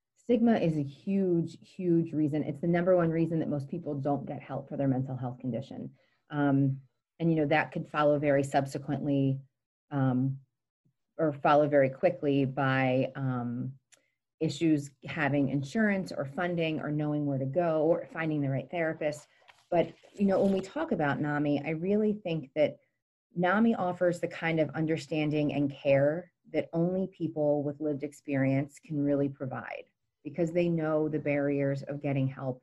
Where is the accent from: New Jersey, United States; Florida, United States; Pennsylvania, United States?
Pennsylvania, United States; Gettysburg; also born or lived in Montgomery County, Pennsylvania; I grew up in Gettysburg